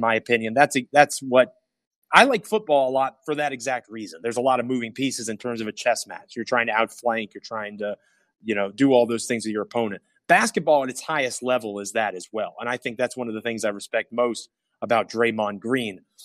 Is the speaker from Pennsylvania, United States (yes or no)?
no; Northern Virginia, United States; I'm from Northern Virginia